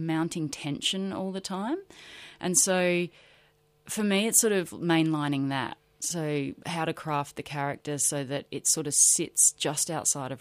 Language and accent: English; Adelaide, South Australia, Australia; also born or lived in Broken Hill, New South Wales; when I was growing up in Adelaide.